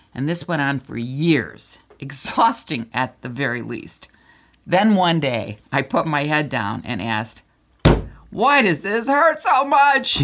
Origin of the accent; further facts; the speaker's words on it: Michigan, United States; we're from Michigan